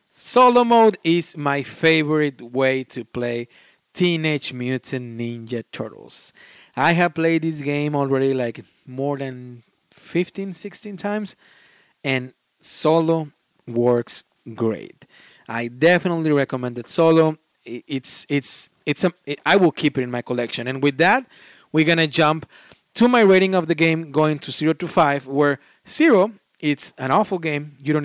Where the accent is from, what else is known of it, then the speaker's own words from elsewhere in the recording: Australia; We are Australian, and I love listening to your accent.